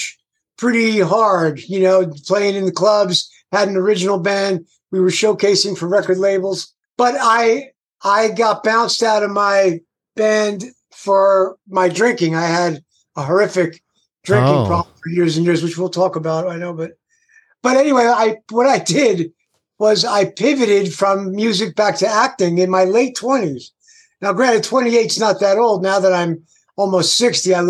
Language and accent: English; Garfield, New Jersey, United States; also born or lived in Passaic, New Jersey; Born in Passaic, New Jersey, and not too far from there as an adult, basically. I grew up in Garfield, New Jersey.